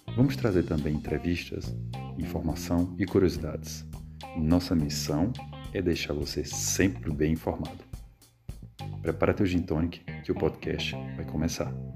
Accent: Campina Grande, Paraíba, Brazil; accent: nordestino; also born or lived in Sergipe; eu venho do nordeste. É, lá é de Arauz Lima, de Campina Grande, na Paraíba

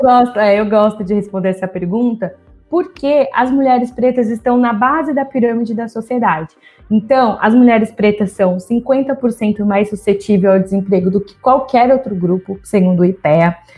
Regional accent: São José dos Campos, São Paulo, Brazil; moved away as an adult; eu sou do interior de São Paulo, São José do, eu sou de São José dos Campos. Fui para a capital é, para estudar

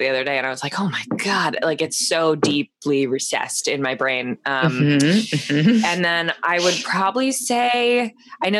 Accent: Florida, United States; I am from Florida.

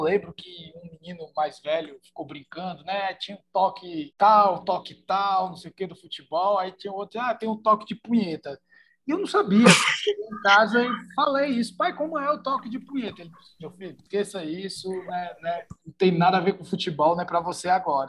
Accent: Fortaleza, Ceará, Brazil; eu sou de Fortaleza, né, no Ceará

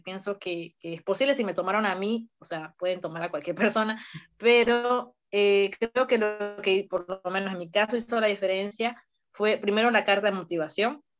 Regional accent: Mérida, Venezuela; moved away as an adult; now in Toulouse, France; yo soy ingeniería civil ya de, Venezuela, pues, porque yo nací en Venezuela, en Mérida, y eh, decidí venir a Francia

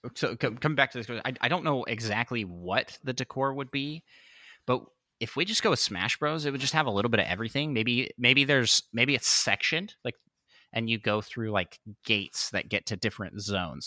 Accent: Washington, United States; moved away; also born or lived in Saint Louis; we grew up in Washington State, which is pretty close to Canada

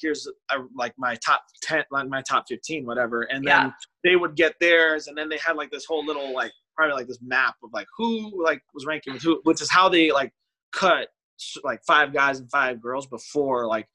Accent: Chicago, Illinois, United States; we're both from Chicago

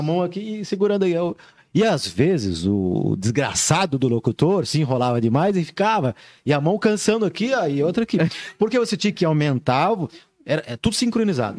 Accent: Joinville, Santa Catarina, Brazil; Sou natural de Joinville

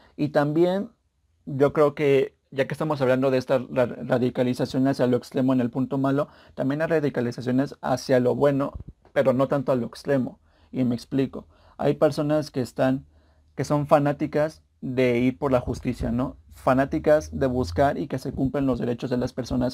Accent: Mexico; yo soy mexicano

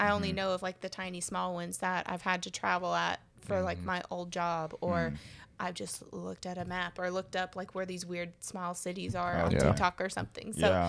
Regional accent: Kentucky, United States; born or raised there; moved away as an adult; also born or lived in Tuscaloosa, Alabama; now in Birmingham, United States

